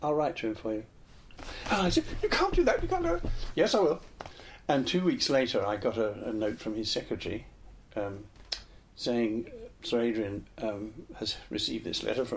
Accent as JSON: {"language": "English", "town": "Cheam", "region": "London", "country": "United Kingdom", "tie": "born or raised there", "also_born_or_lived": "Worcester Park", "said": "I was brought up in Cheam"}